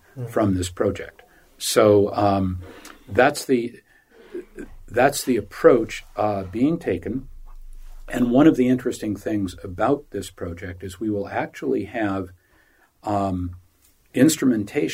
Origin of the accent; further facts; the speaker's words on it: United States; moved away as an adult; now in Uganda; We tell our friends back in the U.S. we are blessed to live here